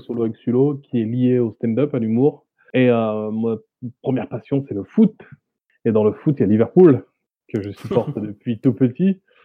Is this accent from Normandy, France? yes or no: yes; Le Havre, Normandy, France; je viens du Havre, de mm-hmm. Normandie